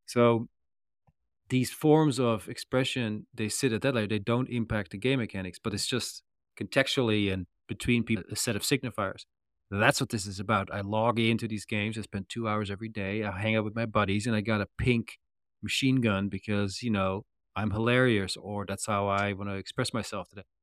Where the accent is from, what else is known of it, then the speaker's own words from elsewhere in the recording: Netherlands; I come from the Netherlands